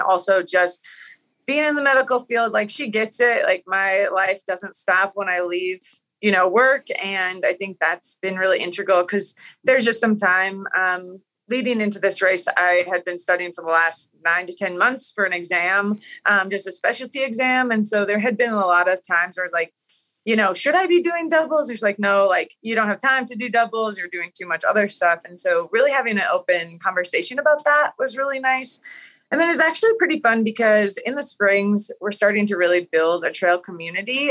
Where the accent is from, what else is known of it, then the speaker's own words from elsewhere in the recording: Wisconsin, United States; I grew up in Wisconsin